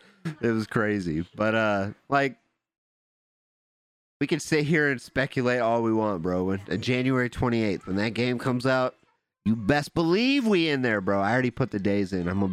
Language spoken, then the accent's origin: English; Detroit, Michigan, United States; Nah, I'm from Detroit, dog.